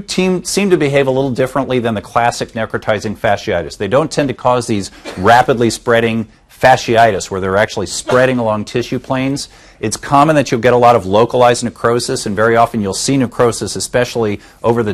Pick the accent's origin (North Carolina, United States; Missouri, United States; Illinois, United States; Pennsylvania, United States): Missouri, United States; Kansas City; now in Southern California, United States; I actually grew up in the Midwest. I'm from Kansas City